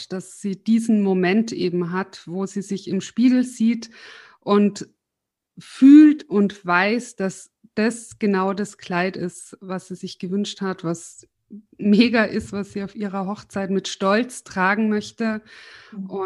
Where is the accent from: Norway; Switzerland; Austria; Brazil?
Austria; Tyrol; now in Munich, Germany; weil ich bin ja aus Tirol nach München gezogen